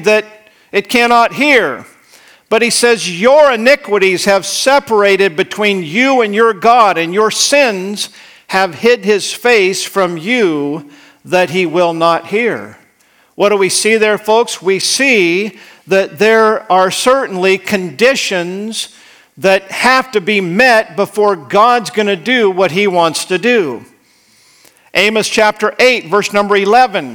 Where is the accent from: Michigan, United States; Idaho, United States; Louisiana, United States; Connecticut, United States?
Idaho, United States; moved away; I grew up in Idaho